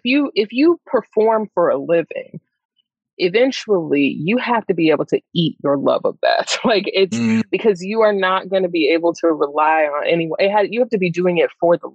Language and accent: English; Greensboro, North Carolina, United States; I grew up in Greensboro, North Carolina